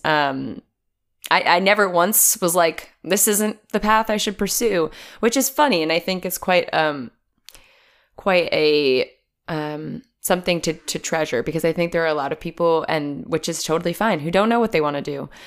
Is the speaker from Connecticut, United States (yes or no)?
no; New Jersey, United States; I'm from New Jersey originally